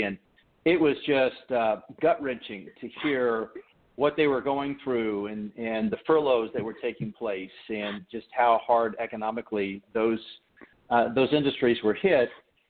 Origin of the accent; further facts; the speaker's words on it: Detroit, Michigan, United States; born there; also born or lived in Missouri; now in Nashville, United States; I was born in Detroit. I'm an Army brat.